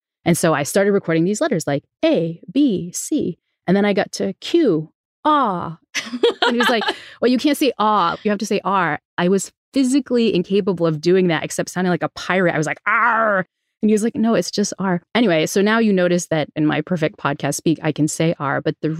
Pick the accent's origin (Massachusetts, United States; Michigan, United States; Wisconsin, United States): Massachusetts, United States; New Bedford; accent: New Bedford; I grew up in New Bedford, Massachusetts, and had what to the uninitiated would sound like a terrible Boston accent. You're from Boston, you'd know it was a New Bedford accent